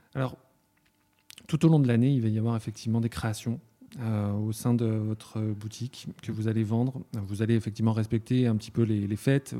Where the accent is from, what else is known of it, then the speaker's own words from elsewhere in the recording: Ussel, Nouvelle-Aquitaine, France; à Ussel, là d'où je viens.